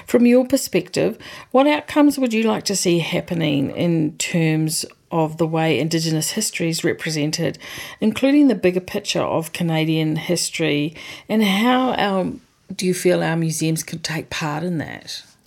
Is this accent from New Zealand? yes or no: yes; New Zealand; as a New Zealander